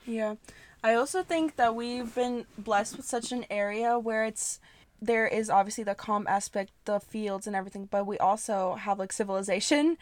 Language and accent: English; United States; we grew up in america speaking a different language